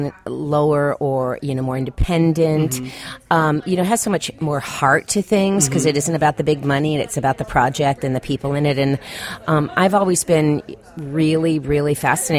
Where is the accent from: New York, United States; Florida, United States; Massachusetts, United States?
Florida, United States; Miami; now in Los Angeles, United States; I'm an actress and I'm from Miami and live